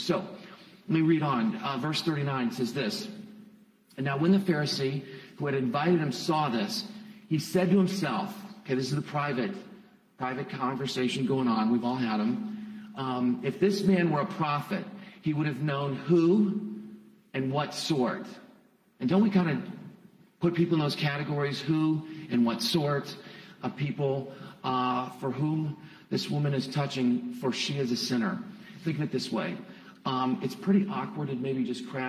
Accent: Ashland, Ohio, United States; also born or lived in Columbus, Ohio; I'm originally from Ashland. I was born at Samaritan a few moons ago.

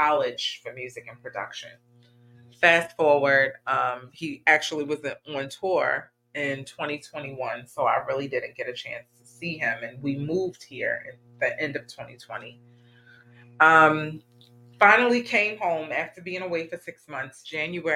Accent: Baltimore, Maryland, United States; Baltimore, Maryland, which is my hometown

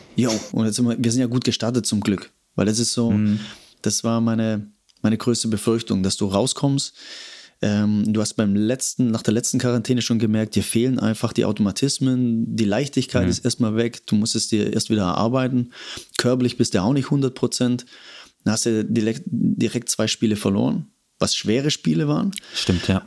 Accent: Stuttgart, Baden-Württemberg, Germany; moved away as an adult; also born or lived in Cologne; Komme ursprünglich aus Stuttgart. Ähm, habe da ah, Schule okay. und alles gemacht

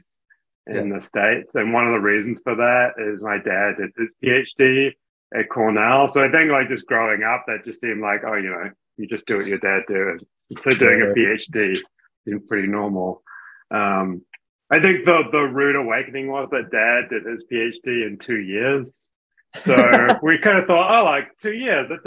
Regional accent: Hamilton, Waikato, New Zealand; moved away; I'm from New Zealand originally. So I grew up in Hamilton

